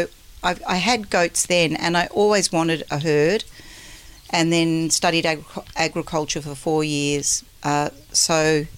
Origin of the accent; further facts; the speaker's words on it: Melbourne, Victoria, Australia; I grew up in Melbourne where the orchards used to be, and they were, you know, turning into housing estates.